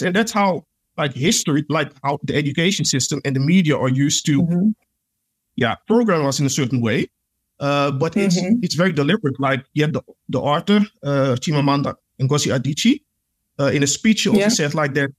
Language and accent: English; Suriname; Because like, even though like I'm from Suriname, but like I said, I'm Pan-African, I know the history.